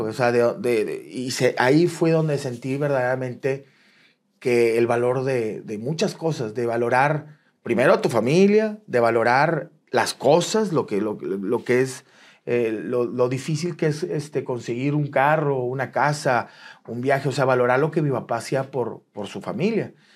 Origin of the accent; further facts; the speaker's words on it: Monterrey, Nuevo León, Mexico; soy de aquí en Monterrey, soy del 8-2